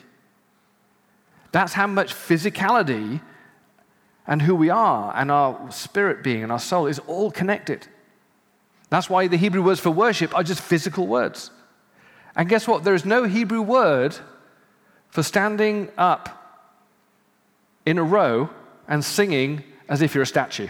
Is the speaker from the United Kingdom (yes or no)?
yes; United Kingdom; as a Brit